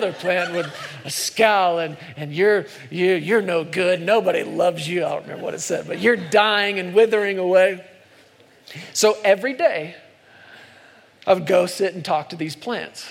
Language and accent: English; United States; I'm an American